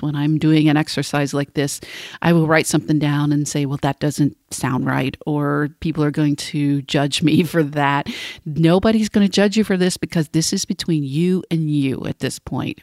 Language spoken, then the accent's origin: English; Cleveland, Tennessee, United States; moved away; I'm coming to you today from Cleveland, Tennessee, my hometown, from my childhood bedroom, actually, where I'm visiting family over the weekend